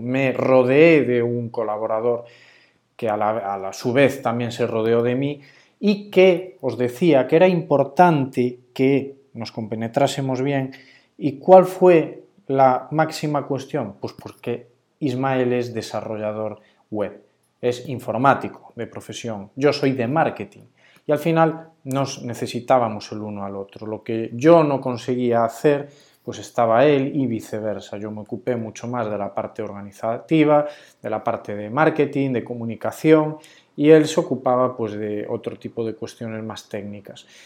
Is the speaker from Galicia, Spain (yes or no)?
yes; Galicia, Spain; also born or lived in Ourense; qué bonita es nuestra Galicia